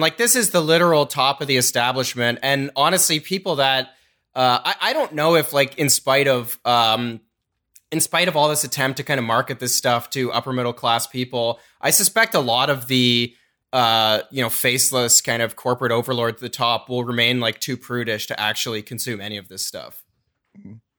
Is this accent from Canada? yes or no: yes; rural Southwest Ontario, Canada; I grew up in Southwest Ontario, like rural Southwest Ontario